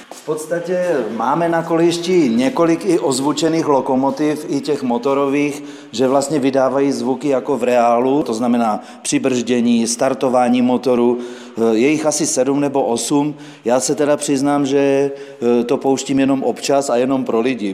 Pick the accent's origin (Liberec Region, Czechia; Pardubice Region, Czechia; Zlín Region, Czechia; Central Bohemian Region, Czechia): Liberec Region, Czechia; Liberec; moved away as an adult; also born or lived in Žďár nad Sázavou; now in Bohumín, Czech Republic; jsem odevšat a odnikud, původem jsem z Liberce, jsem, jsem se přiženil